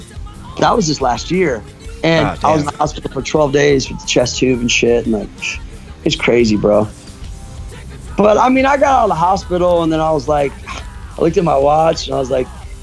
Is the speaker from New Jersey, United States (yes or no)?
no; Kansas City, Missouri, United States; I grew up in Kansas City, Missouri.